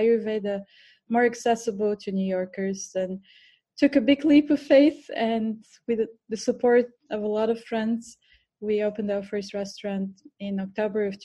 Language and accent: English; Bulgaria; English is a second language; moved away as an adult; also born or lived in India; now in New York, United States; I was born in Bulgaria, so this is my accent. Mm-hmm. I grew up in Bulgaria for the first 25 years of my life